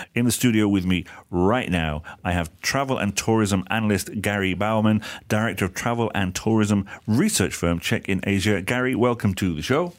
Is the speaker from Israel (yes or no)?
no; United Kingdom; now in Malaysia; there's one in my hometown, but it's a very small place